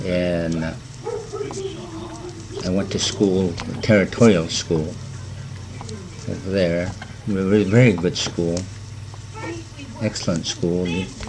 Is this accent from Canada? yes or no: no; Fairbanks, Alaska, United States; also born or lived in Kotzebue, Alaska; Then we came back over here in 1945, and so I've been living here since then.